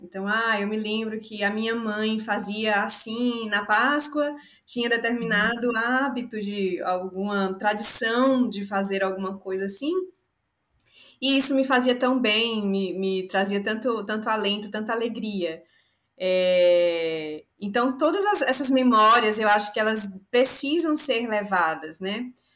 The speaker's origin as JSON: {"language": "Portuguese", "town": "Salvador", "region": "Bahia", "country": "Brazil", "said": "Eu sou de Salvador, eu sou baiana da gema"}